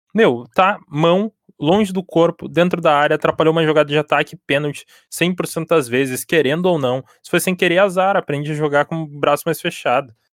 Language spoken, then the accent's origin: Portuguese; Porto Alegre, Rio Grande do Sul, Brazil; Eu, eu sou de Porto Alegre, moro em Porto Alegre há muito tempo